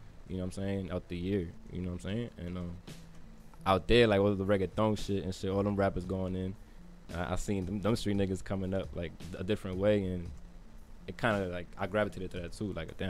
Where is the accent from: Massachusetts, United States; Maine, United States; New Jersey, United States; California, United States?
New Jersey, United States; Jersey City; moved away; also born or lived in Clifton, New Jersey / Paterson, New Jersey; I grew up on Pine and Whiting, but I moved in 2001.